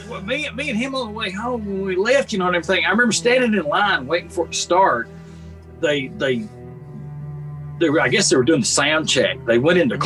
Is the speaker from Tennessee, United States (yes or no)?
yes; Columbia, Tennessee, United States; I grew up in Columbia, Tennessee